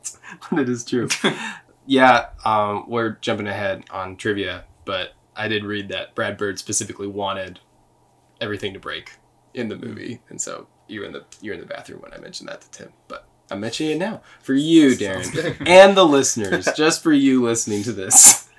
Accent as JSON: {"language": "English", "country": "Canada", "said": "I'm Canadian."}